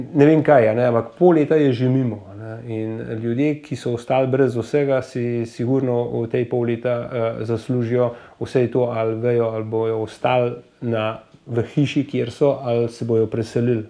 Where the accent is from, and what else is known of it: Slovenia